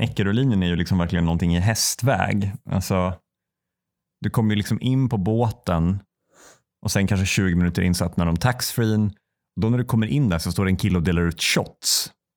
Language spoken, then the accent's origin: Swedish; Säffle, Värmland, Sweden; moved away; när jag var tillbaka i Säffle första gången efter jag liksom hade flyttat